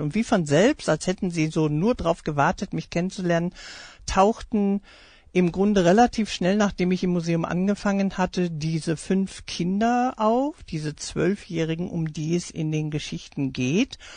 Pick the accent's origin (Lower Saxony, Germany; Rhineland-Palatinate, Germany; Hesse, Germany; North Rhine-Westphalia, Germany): North Rhine-Westphalia, Germany; Essen; first language German; also born or lived in United States / Iserlohn; Aufgewachsen in den USA und Deutschland war ich nach der Rückkehr in die alte Heimat und nach Essen, wo ich dann gelebt habe mit zehn Jahren, eine ganze Weile lang damit beschäftigt, meine Muttersprache neu zu